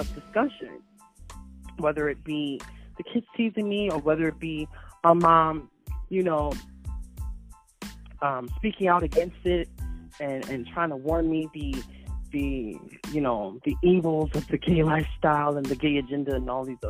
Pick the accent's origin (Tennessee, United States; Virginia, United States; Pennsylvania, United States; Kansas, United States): Pennsylvania, United States; Philadelphia; although I'm from Philadelphia, a lot of times I didn't grow up within the inner city.